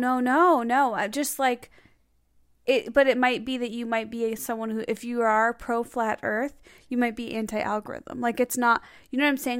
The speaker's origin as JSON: {"language": "English", "town": "Skokie", "region": "Illinois", "country": "United States", "tie": "born or raised there", "moved": "yes", "said": "Skokie in my hometown"}